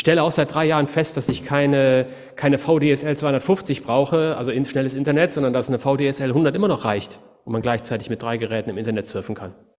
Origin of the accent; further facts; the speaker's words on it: Cologne, North Rhine-Westphalia, Germany; moved away; also born or lived in Wuppertal; ich bin gebürtiger Kölner, ich komme aus einer Stadt, wo die Leute immer auf alles eine Antwort haben.